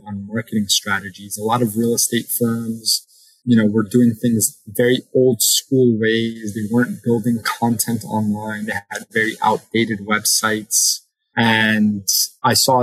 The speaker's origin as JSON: {"language": "English", "country": "United States", "tie": "born or raised there", "also_born_or_lived": "Connecticut / New York / South America", "moved": "as an adult", "lives_now": "South Florida, United States", "said": "I grew up in Connecticut and New York"}